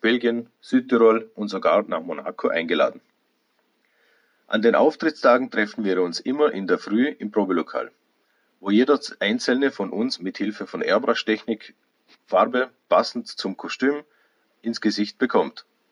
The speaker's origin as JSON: {"language": "German", "area": "das Ländle", "region": "Vorarlberg", "country": "Austria", "said": "bei uns im Ländle"}